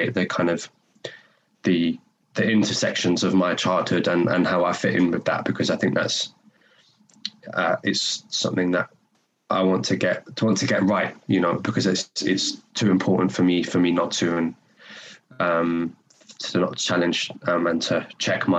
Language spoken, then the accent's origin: English; London, United Kingdom; accent: North London; moved away as an adult; now in Glasgow, United Kingdom; I spent 18 years living in North London